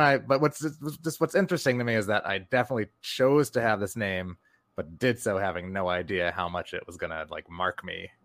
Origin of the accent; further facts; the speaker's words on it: New York, United States; My dad's black, my mom's white. I'm from New York